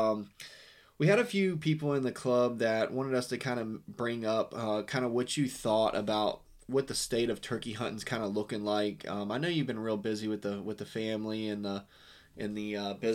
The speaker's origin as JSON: {"language": "English", "region": "Western Virginia", "country": "United States", "tie": "born or raised there", "moved": "yes", "lives_now": "Florida, United States", "said": "I grew up in Western Virginia"}